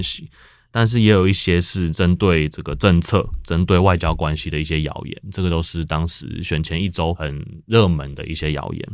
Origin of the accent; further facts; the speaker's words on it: Hsinchu County, Taiwan; 作为嗯。一个新竹县民